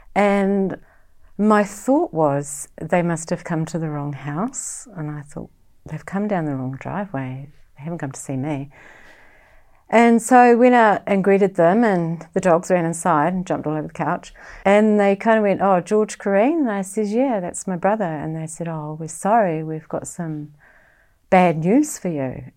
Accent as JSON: {"language": "English", "region": "Auckland", "country": "New Zealand", "tie": "born or raised there", "moved": "yes", "lives_now": "Far North, New Zealand", "said": "I live in the far north. I grew up in West Auckland"}